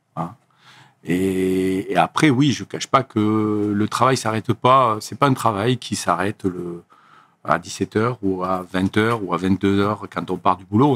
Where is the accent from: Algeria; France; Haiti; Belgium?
France; Lozère, Occitania; moved away as an adult; also born or lived in Montpellier; je suis originaire de Lozère